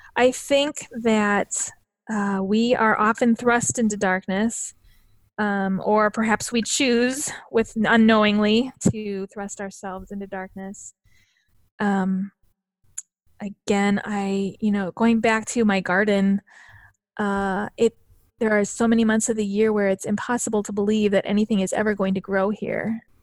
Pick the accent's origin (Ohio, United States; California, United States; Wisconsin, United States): Wisconsin, United States; northern Wisconsin and Minnesota, United States; now in Illinois, United States; I actually grew up in, um, northern Wisconsin and Minnesota